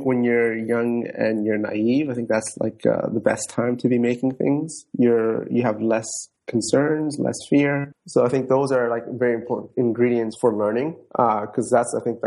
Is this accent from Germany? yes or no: no; Toronto, Ontario, Canada; also born or lived in Djibouti / Somaliland / Netherlands; I've been in Toronto since I was 8 years old, gone through schooling here from elementary to high school to university